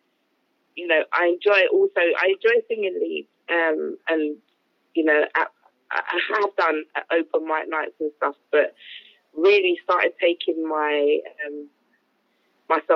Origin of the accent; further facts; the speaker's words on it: Kent, South East England, United Kingdom; now in London, United Kingdom; I'm originally from Kent, but I now live in London.